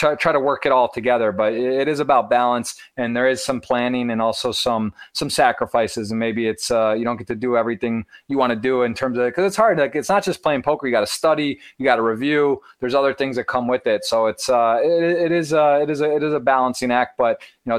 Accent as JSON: {"language": "English", "town": "Ann Arbor", "region": "Michigan", "country": "United States", "tie": "born or raised there", "said": "I'm from Ann Arbor, Michigan, born and raised"}